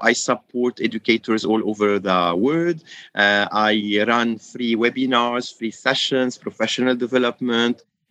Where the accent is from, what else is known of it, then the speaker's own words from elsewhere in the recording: Lebanon; moved away as an adult; now in Dubai, United Arab Emirates; I am from Lebanon, currently based in Dubai, the UAE